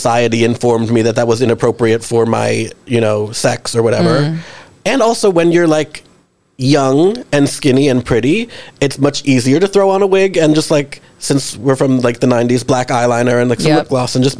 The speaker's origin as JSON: {"language": "English", "town": "New York City", "region": "New York", "country": "United States", "tie": "born or raised there"}